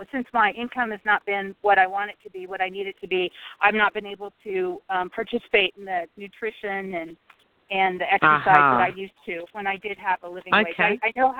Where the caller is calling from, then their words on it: Nebraska, United States; Hi, this is … in Nebraska.